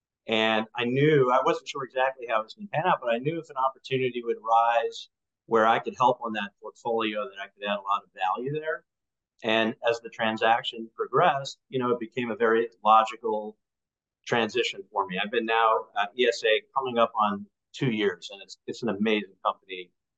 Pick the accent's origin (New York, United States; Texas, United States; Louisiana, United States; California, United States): New York, United States; Long Island; I grew up in Long Island, New York, which normally you can peg that. But I've moved around like every hotel operator.